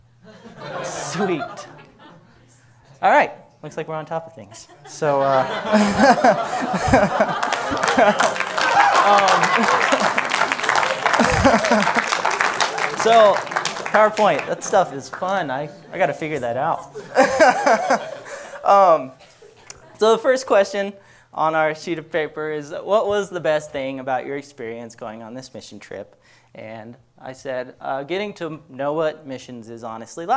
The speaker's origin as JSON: {"language": "English", "country": "United States", "said": "us Americans"}